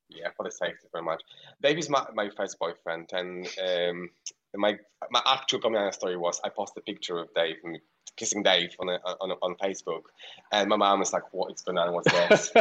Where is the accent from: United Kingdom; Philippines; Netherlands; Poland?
Poland; moved away; I'm Polish. I'm from Poland. I live around six hours from city uh, from the capital, which is far away, near Ukraine.